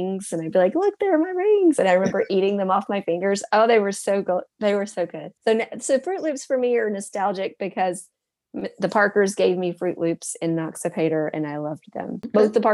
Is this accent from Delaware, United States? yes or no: no; Georgia, United States; also born or lived in Noxapater, Mississippi; we moved from Mississippi to Georgia when I was 5